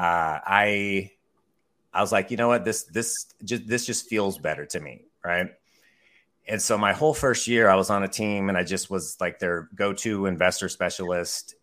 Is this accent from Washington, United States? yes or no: yes; Mukilteo, Washington, United States; also born or lived in Bellingham, Washington; I also work Snohomish County, which is where I grew up. I grew up in a little town called Muckle Teo.